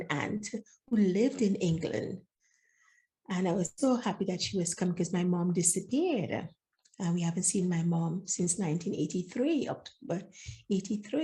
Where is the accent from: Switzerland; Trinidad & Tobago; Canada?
Trinidad & Tobago; moved away; also born or lived in Grenada; I was born in Grenada, but grew up in Trinidad